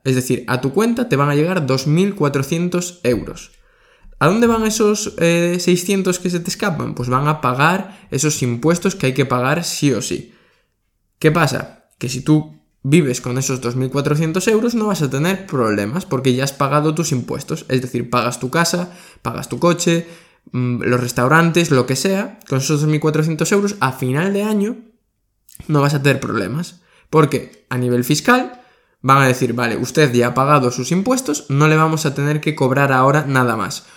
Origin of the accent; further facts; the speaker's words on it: Spain; de España, que es de donde soy yo